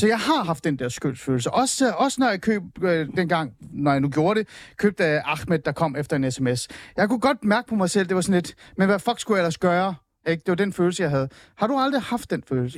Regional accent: Hornbæk, Capital Region of Denmark, Denmark; jeg voksede op i Nordsjælland, jeg voksede op i Hornbæk

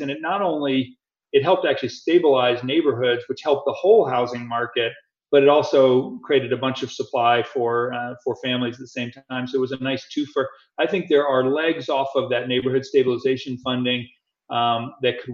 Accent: Atlanta, Georgia, United States; my hometown of Atlanta

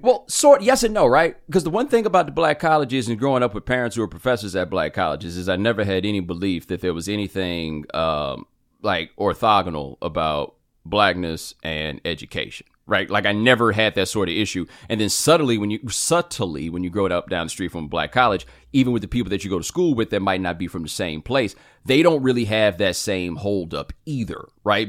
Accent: Houston, Texas, United States; also born or lived in Atlanta / Waller, Texas; we're growing up in Houston

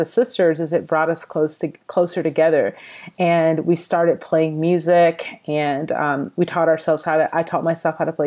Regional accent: Atlanta, Georgia, United States; now in Los Angeles, United States; I'm originally from the Atlanta, Georgia area. I currently live in Los Angeles, California.

